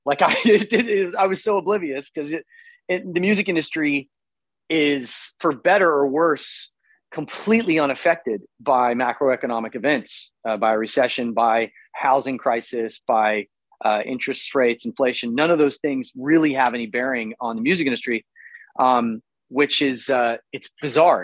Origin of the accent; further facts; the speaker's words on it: Tulsa, Oklahoma, United States; moved away as an adult; also born or lived in Los Angeles; I'm from Tulsa